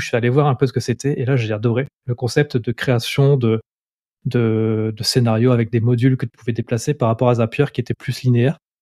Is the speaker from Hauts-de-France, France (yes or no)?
yes; Lille, Hauts-de-France, France; accent: nordiste; j'habite à Lille, j'ai toujours vécu à Lille, donc je suis un pur nordiste. Ça va peut-être s'entendre à ma voix, j'ai encore un peu l'accent qui, qui, revient de temps en temps.